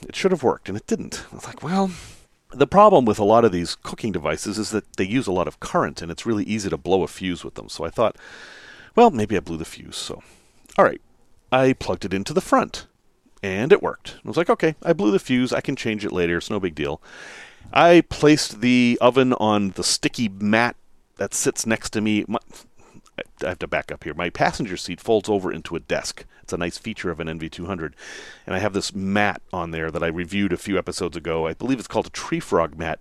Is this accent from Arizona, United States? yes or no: no; Chicago, Illinois, United States; not from here. I'm from Chicago.